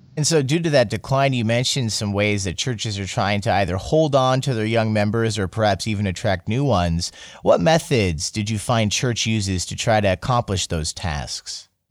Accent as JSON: {"language": "English", "region": "rural Iowa", "country": "United States", "tie": "born or raised there", "moved": "as an adult", "lives_now": "South Korea", "said": "as a child growing up in rural Iowa"}